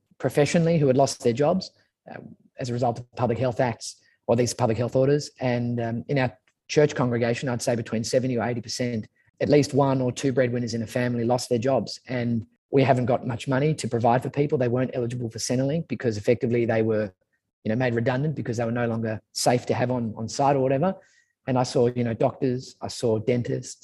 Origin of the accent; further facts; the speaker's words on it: Sydney, New South Wales, Australia; also born or lived in Manly / Brookvale; I grew up in St. Ives, which is in the North Shore of Sydney, and then moved to Manly